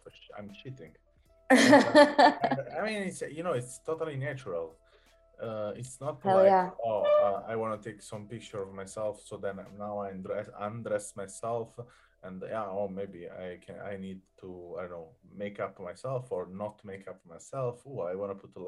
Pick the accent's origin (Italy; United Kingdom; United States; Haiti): Italy; Southern Italy; moved away; I'm from South Italy